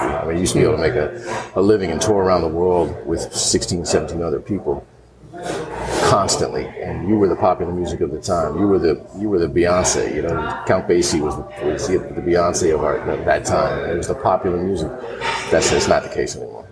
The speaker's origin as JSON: {"language": "English", "region": "New York", "country": "United States", "tie": "born or raised there", "moved": "yes", "lives_now": "Atlanta, United States", "said": "when I was growing up in New York"}